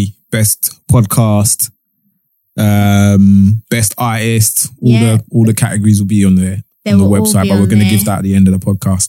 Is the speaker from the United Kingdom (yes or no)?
yes; London, United Kingdom; moved away as an adult; also born or lived in Lewisham, London; now in Essex, United Kingdom; Originally I grew up in Poplar.